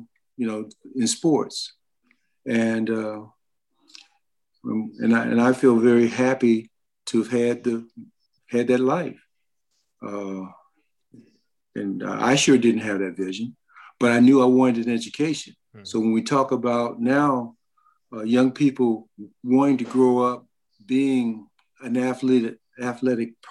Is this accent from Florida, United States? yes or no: no; Columbus, Ohio, United States; also born or lived in Lincolnton, North Carolina; I grew up in Columbus, Ohio, born in Lincolnton, North Carolina